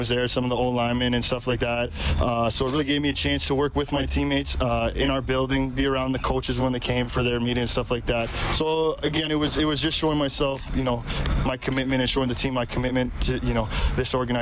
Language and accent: English; Ontario, Canada; I'm from Ontario, so I like playing at home. So I get to see a lot of my family